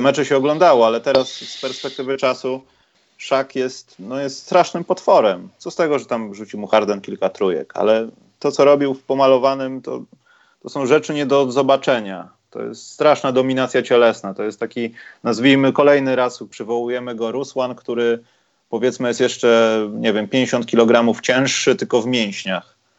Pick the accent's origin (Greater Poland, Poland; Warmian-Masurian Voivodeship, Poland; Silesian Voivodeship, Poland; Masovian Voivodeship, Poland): Masovian Voivodeship, Poland; Warsaw; jako warszawiak